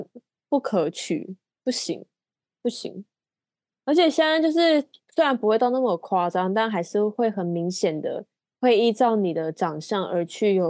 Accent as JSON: {"language": "Chinese", "country": "Taiwan", "said": "然后甚至还有一个听到我们是台湾来的"}